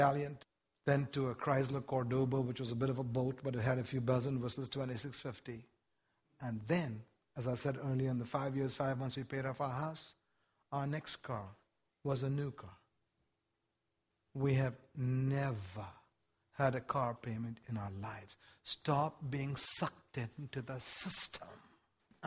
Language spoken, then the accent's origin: English; India; now in United States; I wasn't born in the United States. I was born in India, one of the poorest countries in the world.